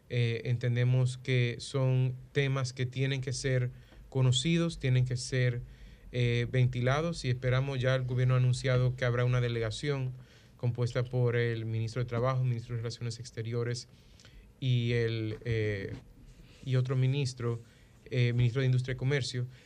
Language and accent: Spanish; Dominican Republic; defender a la República Dominicana, a nuestras empresas y si hay cualquier elemento que nosotros como República Dominicana podamos mejorar